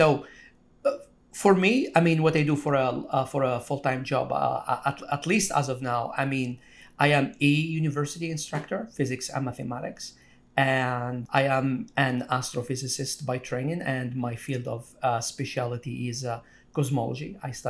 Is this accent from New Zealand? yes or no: no; Algeria; moved away as an adult; now in United States; So when I came to America, I came from Algeria 22 years ago. So I went to college. And in Algeria, I mean, meat is a treat.